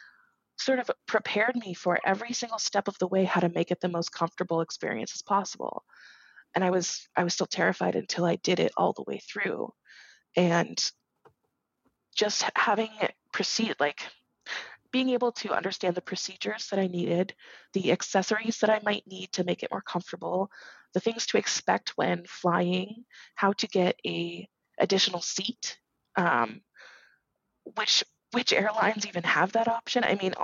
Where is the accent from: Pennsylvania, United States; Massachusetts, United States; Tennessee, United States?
Massachusetts, United States; now in Kansas, United States; I was coming from Massachusetts and specifically Western Massachusetts, so not Boston, in the middle of nowhere, really.